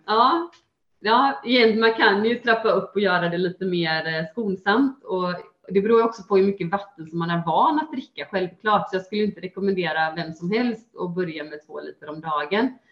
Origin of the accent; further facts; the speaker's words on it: Gothenburg, Västra Götaland, Sweden; till just Göteborg, ja. till mina hemtrakter